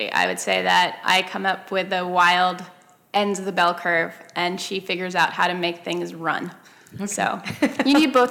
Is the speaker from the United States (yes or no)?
no; Copenhagen, Capital Region, Denmark; also born or lived in Paris, France; when I was younger, I grew up in Copenhagen and in Paris, and she taught in the international schools there.